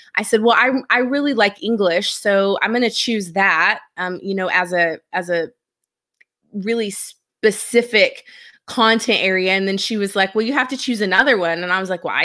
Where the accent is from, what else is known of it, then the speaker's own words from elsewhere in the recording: Seminole, Texas, United States; So I grew up in Seminole, Texas. It is a town way out in West Texas on the New Mexico border.